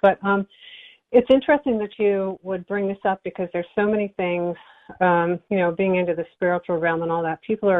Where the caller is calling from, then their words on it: Nyack, New York, United States; I'm calling from Nyack, New York.